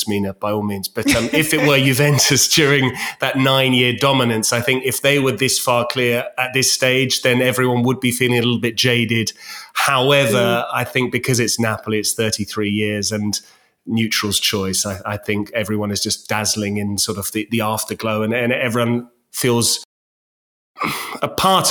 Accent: Winchester, South East England, United Kingdom; my hometown of Winchester

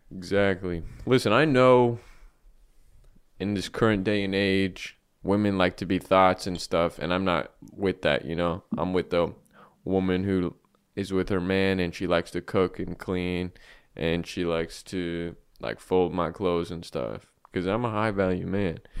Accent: United States; I'm born red, white, and blue

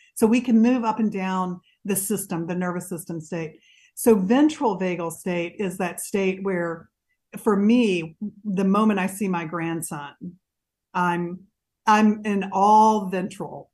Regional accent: Mississippi, United States; I grew up in Mississippi

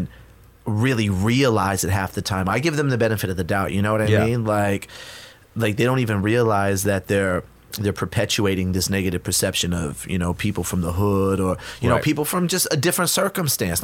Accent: Inland Empire, California, United States; moved away as an adult; also born or lived in Huntington Park, California / East Los Angeles, California; now in Mexico City, Mexico; We lived in East L.A. till I was, like, 8 or 9. Then we moved to the Inland Empire.

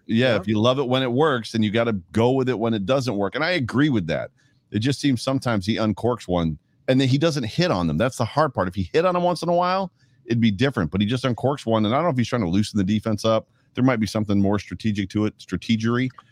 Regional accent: Buffalo, New York, United States; my hometown

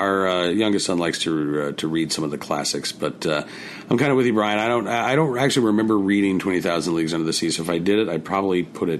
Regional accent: Oklahoma, United States; Growing up in Oklahoma, we read... Grapes of Wrath.

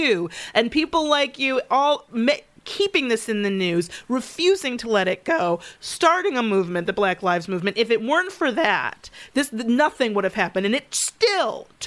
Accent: Michigan, United States; I grew up in Michigan, and Royal Oak, we lived at 8 Mile and Woodward

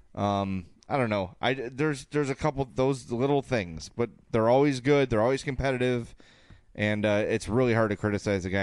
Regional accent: Oak Lawn, Illinois, United States; South Pulaski in Oaklawn, my hometown

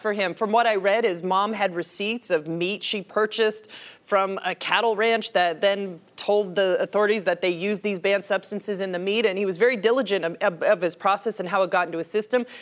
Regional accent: Canada; I'm Canadian

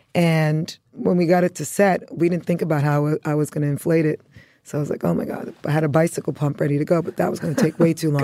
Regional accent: New York City, New York, United States; born or raised there; also born or lived in Antigua

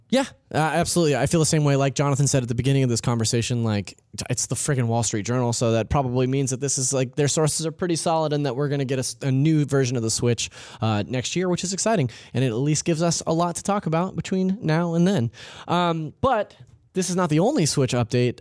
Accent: California, United States; I'm from California. I s, I, I use gnarly just interchangeably

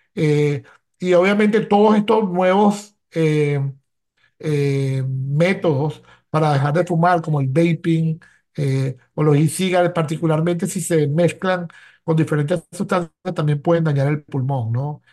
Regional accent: Venezuela; now in Philadelphia, United States; como médico venezolano

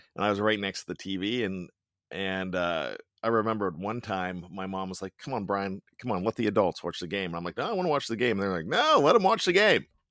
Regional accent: Johnstown, Pennsylvania, United States; I grew up in Johnstown, Pennsylvania

